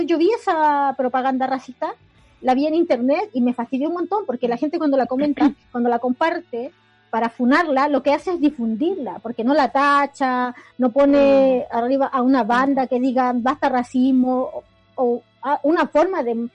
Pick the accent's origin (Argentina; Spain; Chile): Chile; nosotros como chilenos igual somos una comunidad racializada